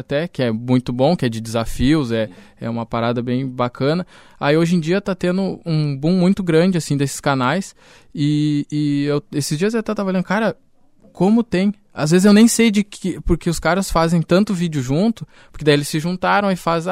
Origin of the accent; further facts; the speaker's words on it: Caçapava do Sul, Rio Grande do Sul, Brazil; also born or lived in Porto Alegre / Bagé; eu nasci em Porto Alegre, mas desde, morei em Bagé e Caçapava.